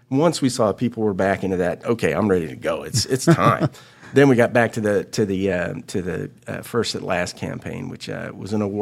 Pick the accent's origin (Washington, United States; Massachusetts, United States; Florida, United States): Florida, United States; You know, I've been in tourism for 30 years, and uh, I come from Florida, so I, have dealt with all types of crisis.